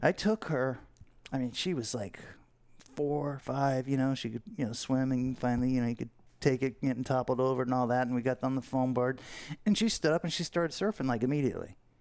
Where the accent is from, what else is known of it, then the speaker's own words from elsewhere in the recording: Fort Lauderdale, Florida, United States; growing up in Fort Lauderdale